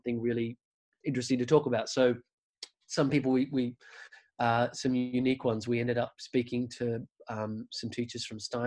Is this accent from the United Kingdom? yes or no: no; Australia; I'm this guy from Australia.